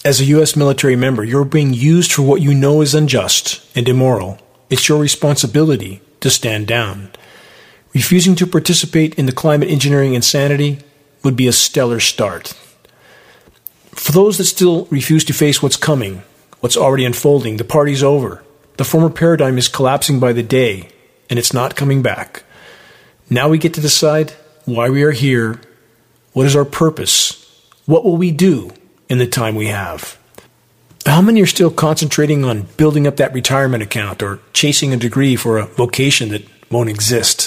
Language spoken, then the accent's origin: English; San Gabriel Mountains, California, United States; I grew up in the San Gabriel Mountains